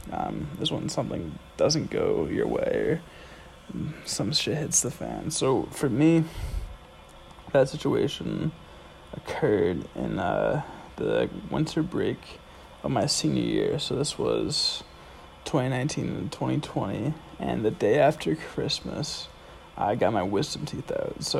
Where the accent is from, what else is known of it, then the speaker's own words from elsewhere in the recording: Andover, Massachusetts, United States; also born or lived in Providence, Rhode Island; I'm from Andover, Massachusetts, which is 20 minutes north of Boston